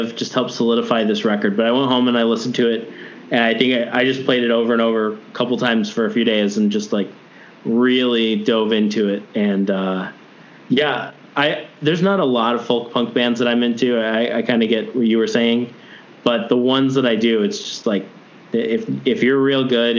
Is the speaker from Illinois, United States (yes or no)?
yes; Chicago, Illinois, United States; I grew up in Chicago